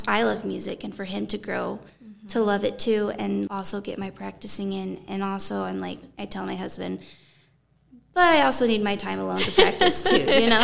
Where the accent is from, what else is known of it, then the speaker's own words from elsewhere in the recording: Thatcher, Arizona, United States; accent: little twang; moved away; I grew up in Thatcher, Arizona